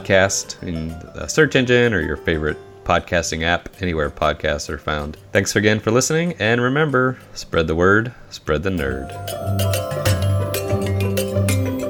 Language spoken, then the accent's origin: English; Pittsburgh, Pennsylvania, United States; moved away; also born or lived in New England; I lived in New England for 4 years, and we're originally from Pittsburgh.